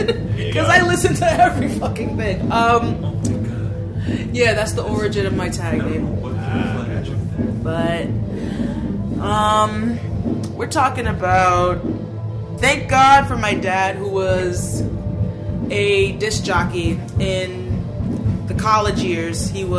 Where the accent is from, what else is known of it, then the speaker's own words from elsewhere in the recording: New York, United States; being a New Yorker